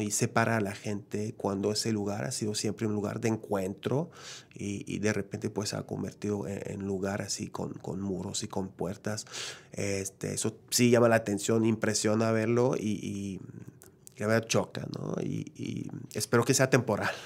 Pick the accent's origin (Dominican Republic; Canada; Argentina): Canada; Quebec; yo soy de Quebec, ¿no? Que, que, la lengua principal es el francés